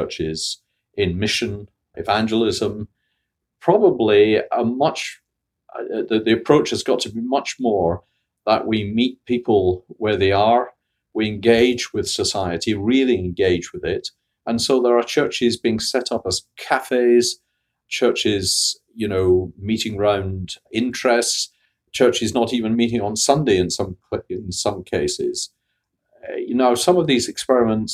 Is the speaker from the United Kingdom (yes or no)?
yes; Scotland, United Kingdom; moved away; also born or lived in Bradford, England / Bristol, England / Oxford, England; I was raised in Scotland